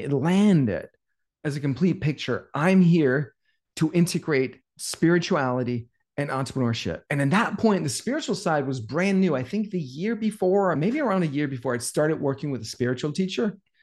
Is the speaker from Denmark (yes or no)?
yes; Denmark; moved away as an adult; now in United States; I'm from Denmark. We had a sauna in my house growing up